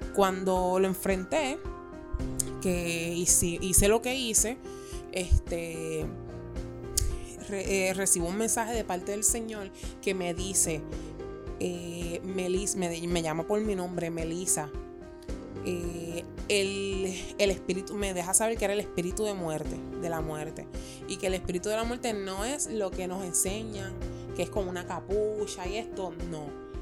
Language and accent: Spanish; Puerto Rico; Nosotros somos puertorriqueños